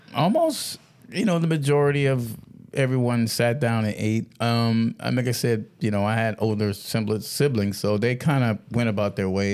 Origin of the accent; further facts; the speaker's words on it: Georgetown, South Carolina, United States; I grew up in, um, a little small, small park, uh, part in Georgetown, South Carolina